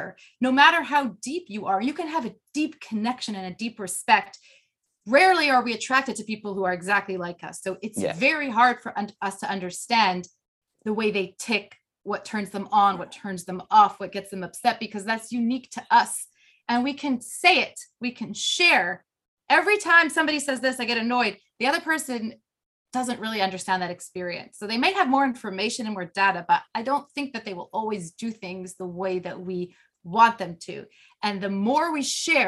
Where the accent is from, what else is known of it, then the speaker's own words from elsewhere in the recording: Canada; I'm Canadian